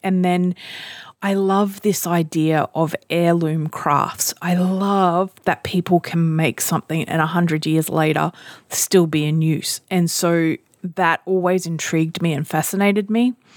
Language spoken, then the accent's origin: English; Australia; I'm Australian